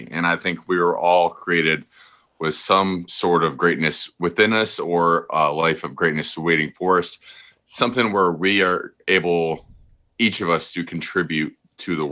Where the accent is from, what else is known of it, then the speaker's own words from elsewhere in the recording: Berea, Ohio, United States; I was very fortunate to have a excellent upbringing in a small town, like suburb of Cleveland called Berea. It's a very like friendly, homey city. And I just loved growing up here